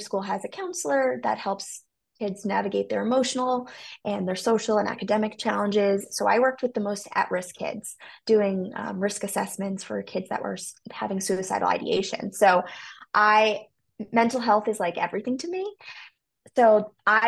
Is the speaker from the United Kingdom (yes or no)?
no; New York, United States; I'm from the New York